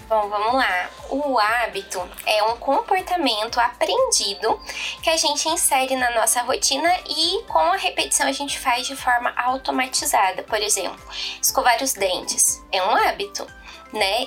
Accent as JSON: {"language": "Portuguese", "town": "Poços de Caldas", "region": "Minas Gerais", "country": "Brazil", "said": "sou de Poços de Caldas, aqui em Minas, sou mineirinha"}